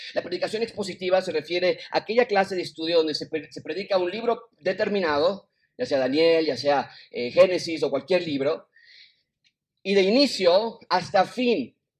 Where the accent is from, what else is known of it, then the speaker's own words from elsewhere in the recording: Mexico City, Mexico; moved away; also born or lived in United States; decidido regresar a mi ciudad natal, a mi país natal, a Ciudad de México